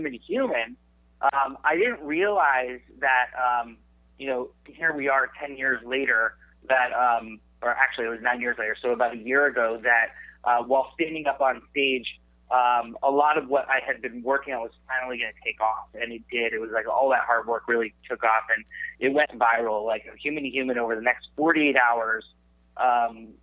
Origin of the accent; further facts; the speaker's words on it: San Jose, California, United States; also born or lived in Arizona; I was born and raised in San Jose, California